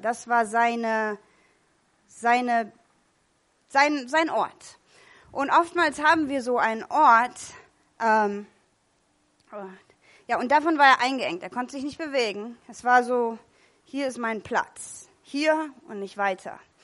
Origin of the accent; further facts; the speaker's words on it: California, United States; moved away; Ich komme aus Kalifornien